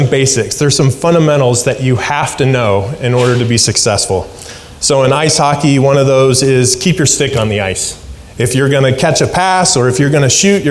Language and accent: English; Alaska, United States; moved away; I grew up in Alaska